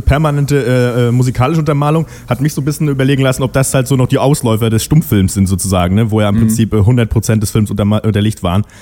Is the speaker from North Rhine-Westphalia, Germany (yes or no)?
no; Schwerin, Mecklenburg-Vorpommern, Germany; da, wo ich herkomme, äh, äh, äh, aus Schwerin